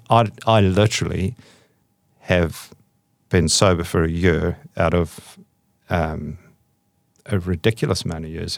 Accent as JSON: {"language": "English", "country": "South Africa", "tie": "born or raised there", "said": "I was brought up in South Africa"}